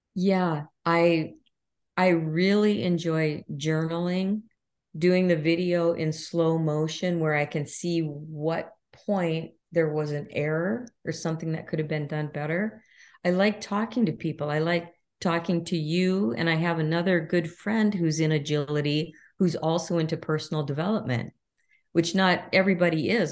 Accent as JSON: {"language": "English", "region": "Minnesota", "country": "United States", "tie": "born or raised there", "said": "I was raised in Minnesota"}